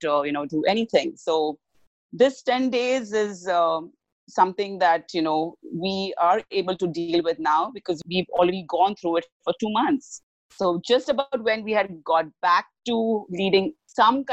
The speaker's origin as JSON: {"language": "English", "country": "India", "said": "I'm from India"}